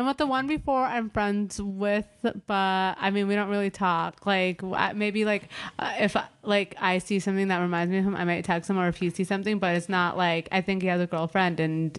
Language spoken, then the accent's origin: English; Beverly Hills, California, United States; I'm from Beverly Hills